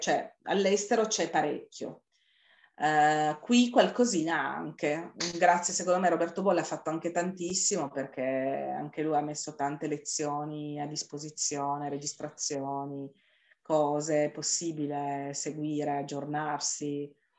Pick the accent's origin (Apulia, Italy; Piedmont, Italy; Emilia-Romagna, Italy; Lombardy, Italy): Piedmont, Italy; Turin; siamo di Torino